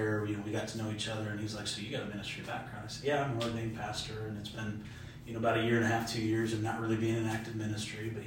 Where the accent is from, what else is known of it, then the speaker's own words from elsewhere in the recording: Kalamazoo, Michigan, United States; moved away; I'm originally from Southwest Michigan, Kalamazoo area